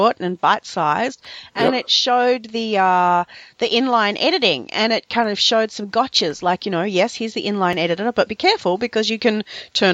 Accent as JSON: {"language": "English", "region": "Victoria", "country": "Australia", "tie": "born or raised there", "also_born_or_lived": "Melbourne, Australia", "said": "Victoria is my home state."}